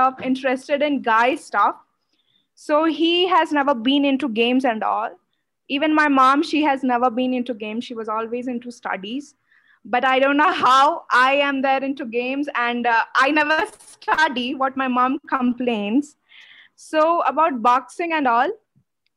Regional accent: Odisha, India; now in Bangalore, India; I live in Bangalore, but I was born and brought up in Odisha.

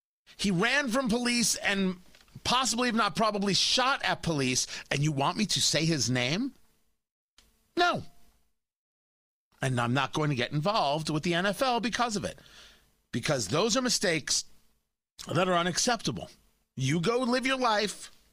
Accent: New Jersey, United States; I grew up in New Jersey. I know these things.

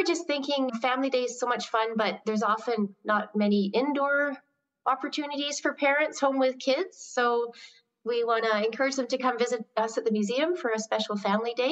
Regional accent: Qualicum Beach, British Columbia, Canada; moved away as an adult; also born or lived in Montreal / Borneo; I went straight from being born and raised in Qualicum Beach to studying in Montreal

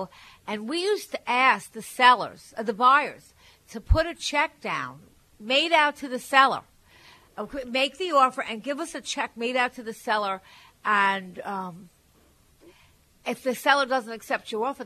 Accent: Long Island, New York, United States; I'm from Long Island

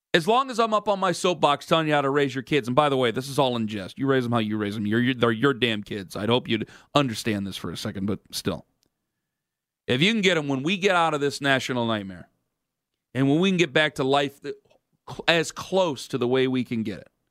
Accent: Cleveland, Ohio, United States; I'm from the Cleveland area, okay? I'm from Northeast Ohio

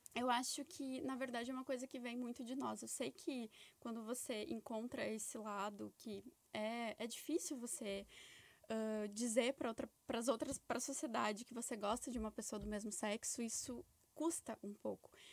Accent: Brazil; moved away; eu venho de, um, de uma cidade lá do Brasil que é muito preconceituosa

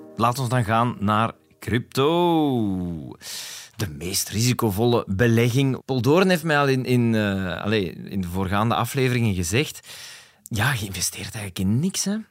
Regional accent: Flanders, Belgium; We zijn Vlamingen

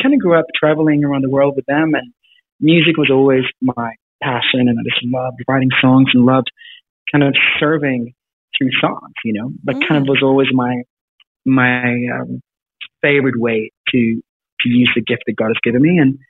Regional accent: South Africa; also born or lived in Sweden; Yeah, sure. So I grew up in Sweden and Africa, of all places.

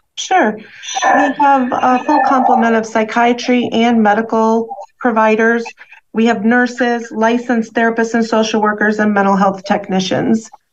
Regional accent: Midwest, United States; moved away as an adult; also born or lived in Chicago area; primarily, I'm from the Midwest

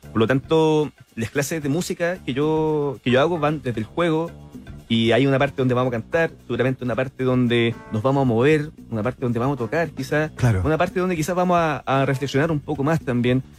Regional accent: Cerro Navia, Santiago Metropolitan Region, Chile; yo soy de Soronavia

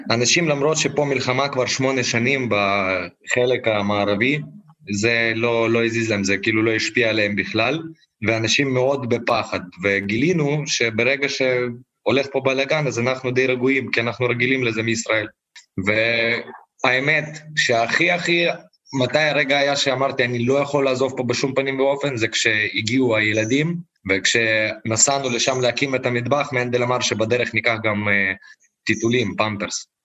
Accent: Ukraine; אני כביכול, אני יליד המקום פה, תמיד עזרתי לקהילה היהודית

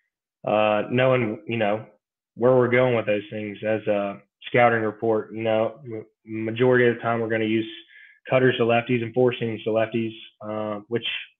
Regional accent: Brandon, Mississippi, United States; I'm from Brandon, Mississippi

